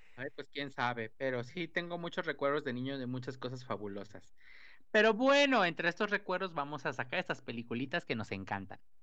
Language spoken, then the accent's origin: Spanish; Mexico; nosotros como mexicanos